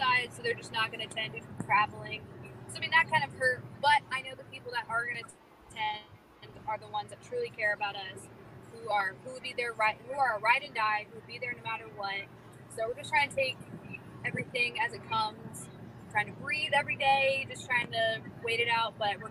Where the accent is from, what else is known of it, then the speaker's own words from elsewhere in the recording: North Carolina, United States; moved away as an adult; also born or lived in Florida; I grew up in North Carolina pretty much my entire life